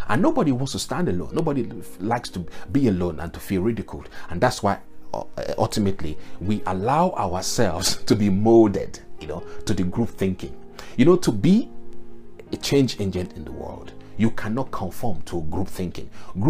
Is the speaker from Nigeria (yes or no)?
yes; Nigeria; I am a Yoruba man and I came from the Yoruba culture.